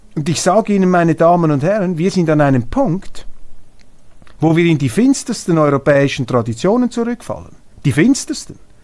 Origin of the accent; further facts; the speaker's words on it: Switzerland; als Schweizer